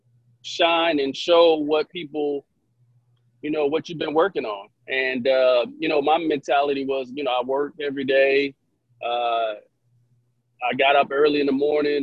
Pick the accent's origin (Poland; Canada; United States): United States; Hampton, Virginia; I grew up in Hampton, Virginia. My dad was in the military, so he got stationed at Langley Air Force Base